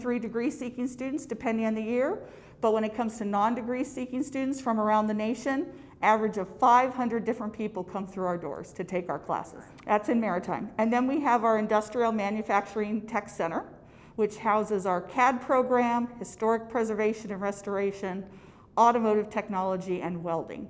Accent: Clatsop County, Oregon, United States; I was born and raised in Clatsop County

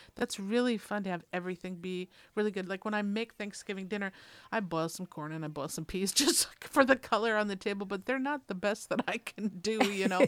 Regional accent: Minnesota, United States; I'm from Minnesota

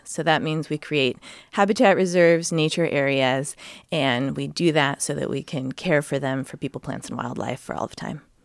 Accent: Sacramento, California, United States; moved away as an adult; now in North Coast, Oregon, United States; I grew up in Sacramento.

